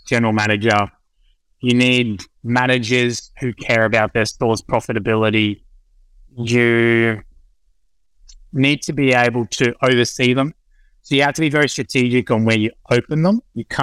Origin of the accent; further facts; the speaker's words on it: Sunshine Coast, Queensland, Australia; moved away; also born or lived in Penrith; I grew up on the Sunshine Coast